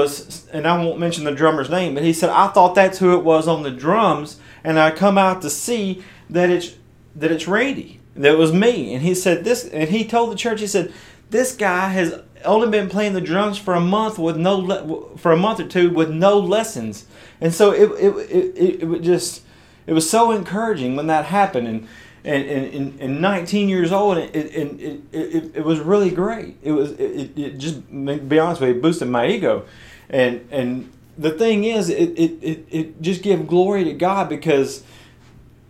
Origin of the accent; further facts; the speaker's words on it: West Tennessee, United States; I was attending this church of about 500 or 600 people in my hometown in West Tennessee